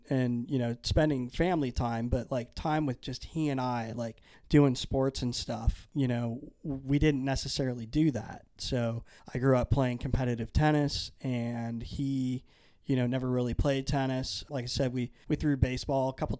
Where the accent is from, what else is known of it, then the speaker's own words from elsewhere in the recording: Naples, Florida, United States; also born or lived in Pekin, Illinois; When I was seven, we moved from Illinois to Naples, Florida.